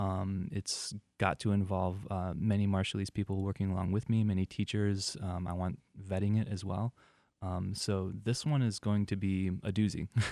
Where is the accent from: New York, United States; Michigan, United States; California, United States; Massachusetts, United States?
Michigan, United States; moved away as an adult; also born or lived in Detroit metro area, Michigan; now in Marshall Islands; I'm a teacher from America. I live in the Marshall Islands